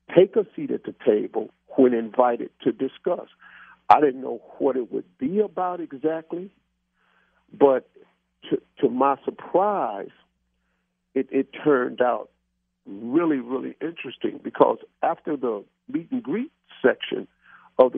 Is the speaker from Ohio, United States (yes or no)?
yes; Cleveland, Ohio, United States; I mentioned that I was from Cleveland